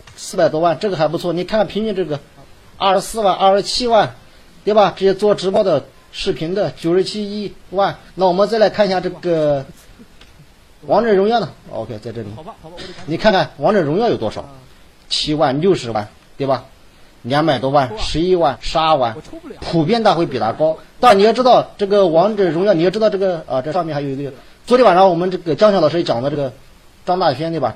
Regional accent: Hefei, Anhui, China; accent: Hefei dialect; 我们河北话

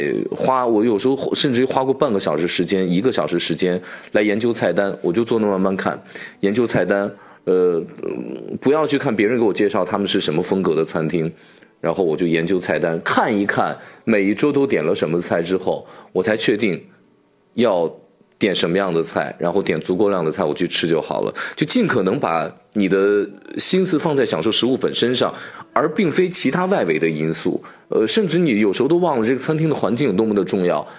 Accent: China; now in United States; 他们知道我从中国来，最终还是给我加上了

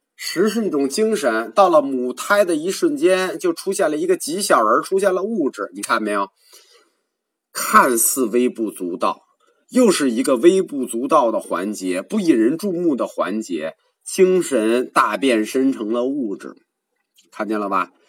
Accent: China; 我们中国人说名，说字

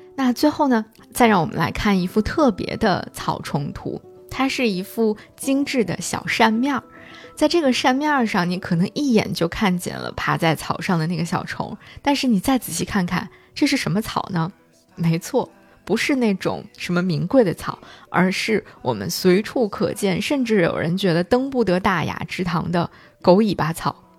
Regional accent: China; 那肯定是我们中国人

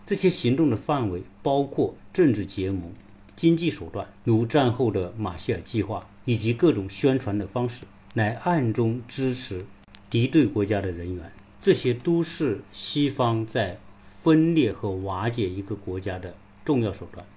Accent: China; 我们中国人都很熟悉

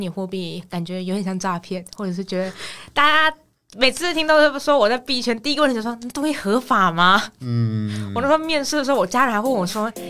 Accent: Taiwan; moved away as an adult; also born or lived in Australia; now in Sydney, Australia; 所以我到五岁就先回台湾，然后就一路读读到高中毕业，

